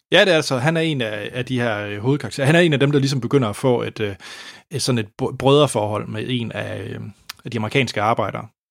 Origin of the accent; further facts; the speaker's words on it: Denmark; jeg var den eneste dansker